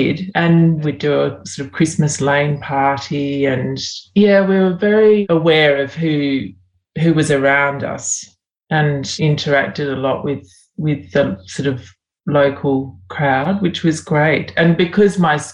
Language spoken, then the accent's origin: English; Sydney, New South Wales, Australia; moved away as an adult; also born or lived in Brisbane, Australia; now in Western New South Wales, Australia; I was born in Brisbane. I'm one of three kids, and yeah. I have an older sister who's 2 years older than I am, and we've always been pretty close, my sister and I. And then we moved to Sydney when I was about five, and I went to the same school for primary and high school